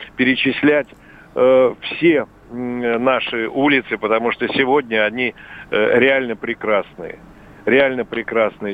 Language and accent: Russian; Moscow, Russia; Я вообще родился на Плющихе